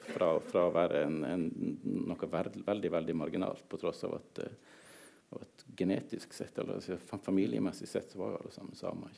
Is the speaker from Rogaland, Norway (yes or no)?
no; southern Troms, Norway; first language Northern Sami; så jeg vokst opp helt sør i Troms fylke. I, eh, i, eh, i de samiske småbrukersamfunn